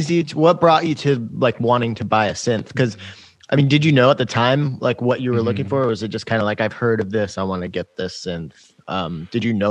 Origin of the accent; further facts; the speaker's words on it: Reykjavik, Capital Region, Iceland; i grew up in reykjavik